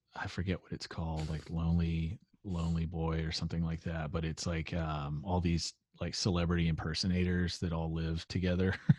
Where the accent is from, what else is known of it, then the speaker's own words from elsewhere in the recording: Carrollton, Texas, United States; I grew up in Carrollton, and I went to high school out there